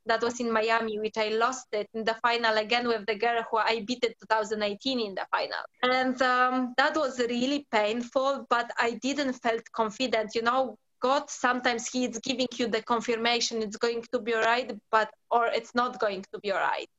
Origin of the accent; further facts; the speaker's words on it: Poland; English is a second language; moved away as an adult; now in London, United Kingdom; I born in Poland. Um, I was living whole life there for like around 19 years